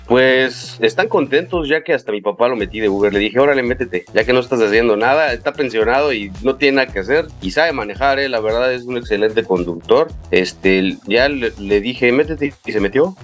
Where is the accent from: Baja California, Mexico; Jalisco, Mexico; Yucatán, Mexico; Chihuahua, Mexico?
Yucatán, Mexico; Mérida; also born or lived in Mexico City; yo nací en la Ciudad de México, pero a los ocho años mi familia se vino a vivir aquí a Mérida, Yucatán, y pues soy aquí yucateco desde entonces